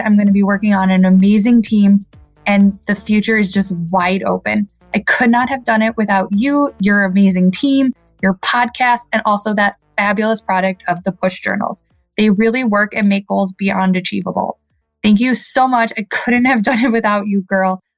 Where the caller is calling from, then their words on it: Chicago, Illinois, United States; I'm calling from the Chicagoland area